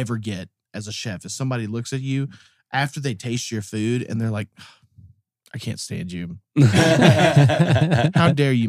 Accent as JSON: {"language": "English", "region": "Eastern Kentucky", "country": "United States", "said": "I'm from Eastern Kentucky"}